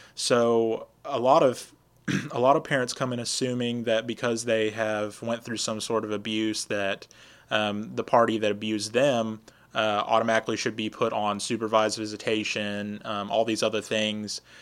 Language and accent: English; Lufkin, Texas, United States; also born or lived in Austin, Texas / Michigan; I grew up in Lufkin, graduated from Lufkin High School, and uh, I've lived here about two thirds of my life